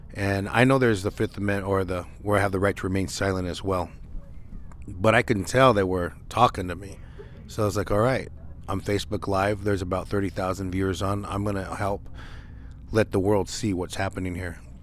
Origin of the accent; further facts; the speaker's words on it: Nevada, United States; the different areas around Nevada, um, definitely 'cause that's my hometown